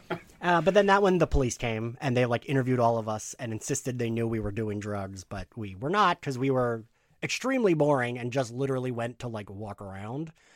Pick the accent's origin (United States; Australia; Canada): United States; New Jersey; my home state of New Jersey